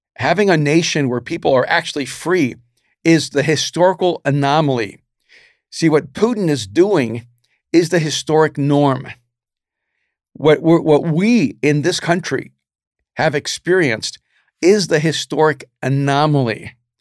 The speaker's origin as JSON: {"language": "English", "country": "United States", "said": "as an American"}